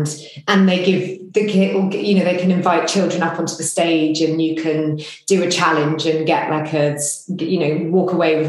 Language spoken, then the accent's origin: English; East of England, United Kingdom; In England, Hertfordshire.